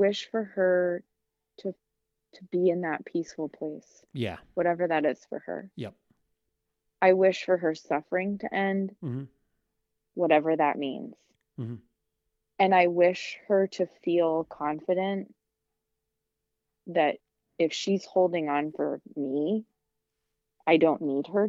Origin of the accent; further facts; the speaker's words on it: Midwest, United States; moved away; I am from the Midwest